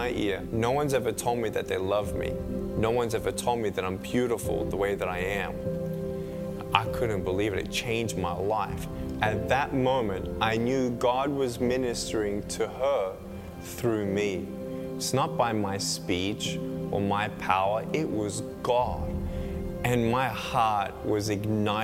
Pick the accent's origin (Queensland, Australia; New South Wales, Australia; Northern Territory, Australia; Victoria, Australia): Victoria, Australia; Melbourne; I was born in Melbourne, Australia, 1982